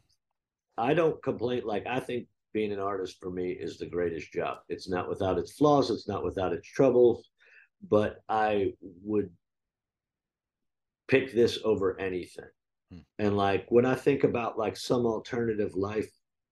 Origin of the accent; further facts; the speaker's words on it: New Jersey, United States; moved away; I grew up in New Jersey, and like there are certain things about me that are just super fucking New Jersey